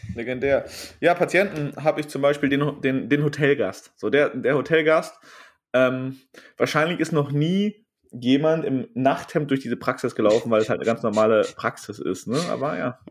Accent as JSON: {"language": "German", "country": "Germany", "said": "wir kommen aus Westdeutschland und Süddeutschland"}